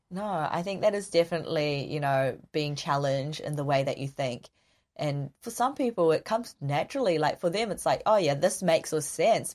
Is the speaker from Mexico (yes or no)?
no; New Zealand; accent: Kiwi; I'm ethnically Korean, but born and raised in New Zealand